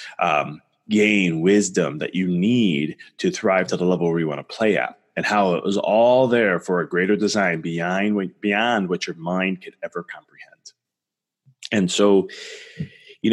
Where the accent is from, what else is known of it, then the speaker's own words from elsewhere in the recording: Chicago, Illinois, United States; I'm from Chicago